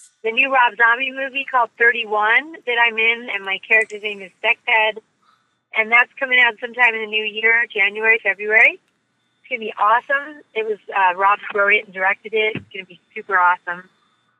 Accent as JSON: {"language": "English", "town": "Los Angeles", "region": "California", "country": "United States", "tie": "born or raised there", "said": "When I grew up in Hollywood"}